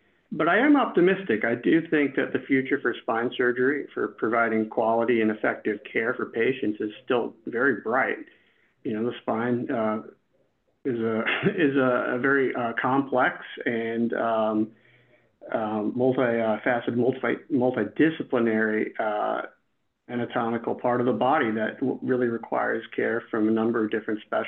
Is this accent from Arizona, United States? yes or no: no; Long Island, New York, United States; I'm from Long Island, New York, not too far from here.